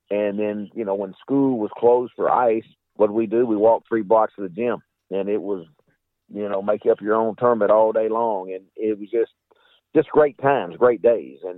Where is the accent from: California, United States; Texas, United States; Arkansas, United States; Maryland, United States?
Arkansas, United States; Oh, it, it was the greatest for, for myself and my three brothers. Uh, my mother and father were uh, educators and coaches at the Arkansas School for the Deaf we we lived three blocks away.